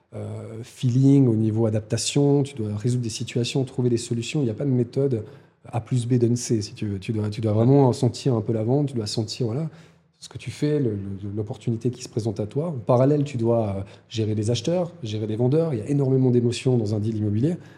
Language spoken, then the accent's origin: French; Lausanne, Vaud, Switzerland; also born or lived in Valais; je suis un enfant de Lausanne, un enfant de Puy